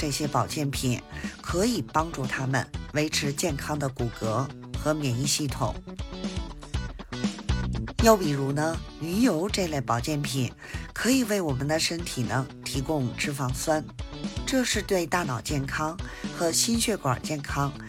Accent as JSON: {"language": "Chinese", "region": "Beijing", "country": "China", "said": "我是北京的…，咱们下期节目再"}